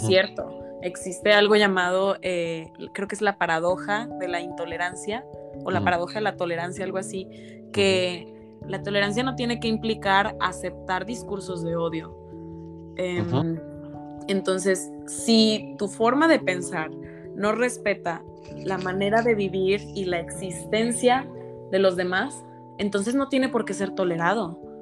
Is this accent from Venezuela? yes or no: no; Mexico; derechos como mexicanos